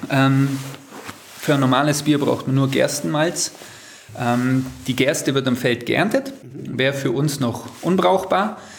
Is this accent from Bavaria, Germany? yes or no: yes; Sonthofen, Bavaria, Germany; Wir sind in der Brauerei aufgewachsen, wir haben hier gespielt schon immer